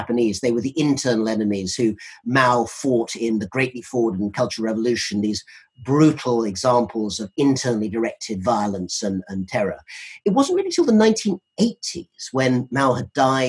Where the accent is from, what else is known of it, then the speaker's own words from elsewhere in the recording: United Kingdom; we're both British